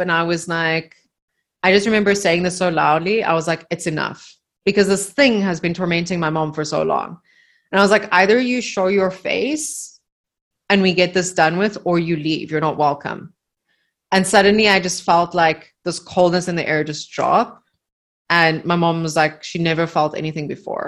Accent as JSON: {"language": "English", "country": "Namibia", "tie": "born or raised there", "moved": "yes", "said": "in the house that we grew up in Namibia"}